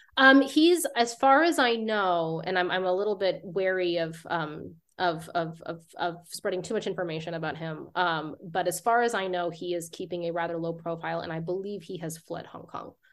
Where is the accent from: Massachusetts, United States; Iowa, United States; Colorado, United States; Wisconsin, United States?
Colorado, United States; Lakewood; I grew up in Lakewood, Colorado, um, uh, which is like a suburb of Denver